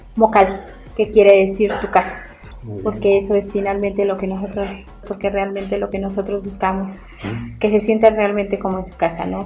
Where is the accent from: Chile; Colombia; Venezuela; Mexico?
Mexico; Tlacolula de Matamoros, Oaxaca; originaria de Tlacolula de Matamoros, de Valles Centrales.